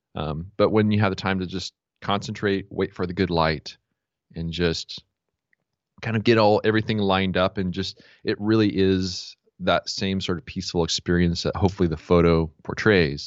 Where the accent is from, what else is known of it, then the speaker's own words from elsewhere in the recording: San Diego, California, United States; I was born and raised here in San Diego